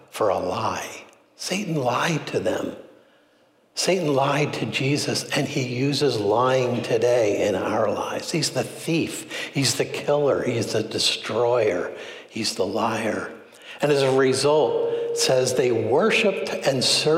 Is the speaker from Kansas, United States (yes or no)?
no; Philadelphia, Pennsylvania, United States; I was raised in Philly